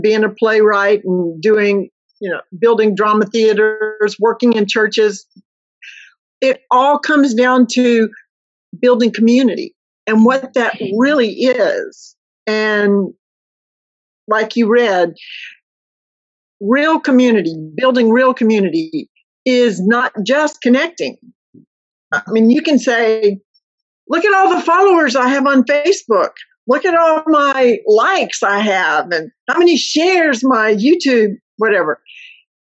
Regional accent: Mississippi, United States; moved away as an adult; I grew up in a very small Mississippi town

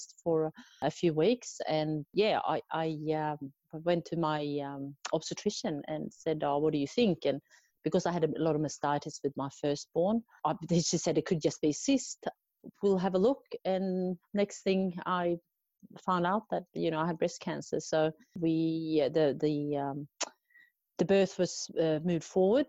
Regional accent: Sweden; moved away as an adult; now in Australia; I'm originally from Sweden, but I've been living in Australia for the last 20 years.

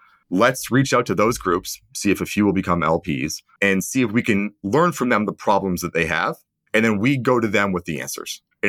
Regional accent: Canada; also born or lived in United States / England; Yeah, I'm Canadian. And growing up, I lived in the US, Canada, and England.

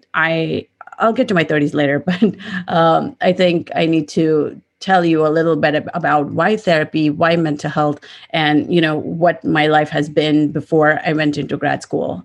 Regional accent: India; moved away; I grew up in India, so most of my family is also in India.

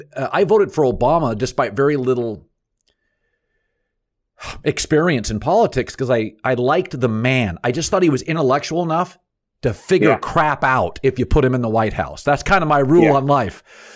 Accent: Washington, United States; I grew up in Washington State, so I was pro marijuana legalization.

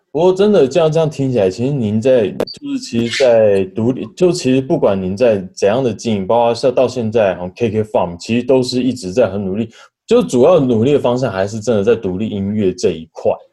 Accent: Taipei, Taiwan; 我是台北人，那我可能台北比较熟悉一点

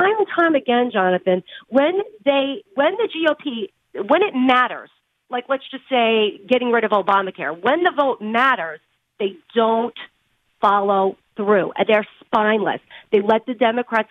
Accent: New York, United States; I'm from New York

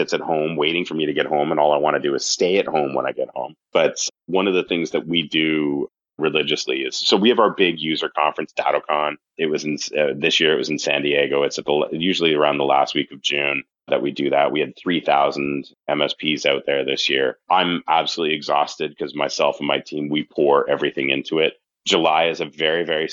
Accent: Canada; accent: Canadian; now in United States; I'm originally from Canada, if you haven't picked up the accent yet

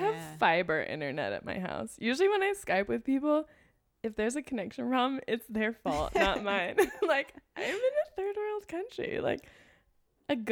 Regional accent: Los Angeles, California, United States; accent: LA; LA accent

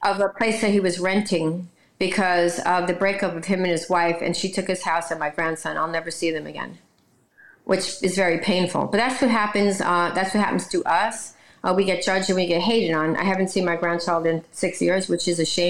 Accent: New York City, New York, United States; now in Florida, United States; I'm from New York and I'm Brooklyn

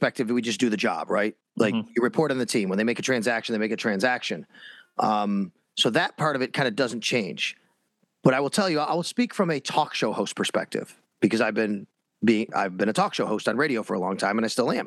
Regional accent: Buffalo, New York, United States; I'm from this city. I'm from this area. I grew up here

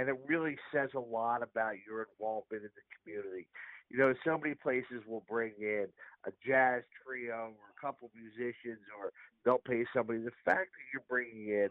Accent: Lower Bucks Hospital, Pennsylvania, United States; I was born in Lower Box Hospital

